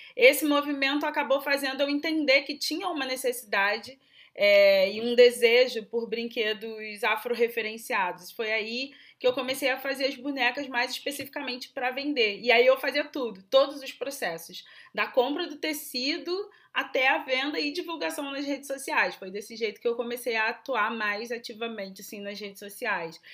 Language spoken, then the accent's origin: Portuguese; Rio de Janeiro, Brazil; eu sou do Rio de Janeiro